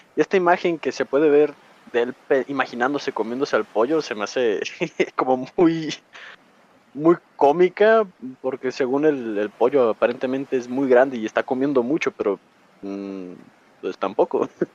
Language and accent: Spanish; Mexico; yo soy de México